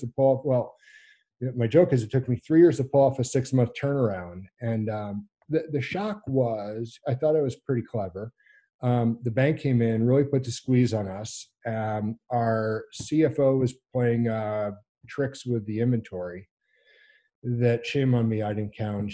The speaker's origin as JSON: {"language": "English", "town": "New Orleans", "region": "Louisiana", "country": "United States", "tie": "born or raised there", "also_born_or_lived": "Alaska", "moved": "as an adult", "said": "a kid growing up in New Orleans"}